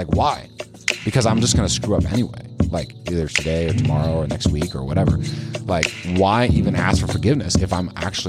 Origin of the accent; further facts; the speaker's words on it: Lincoln, Nebraska, United States; born there; So I was born in the United States in Lincoln, Nebraska, right down in your turf. My grandma lived on South 49th Street.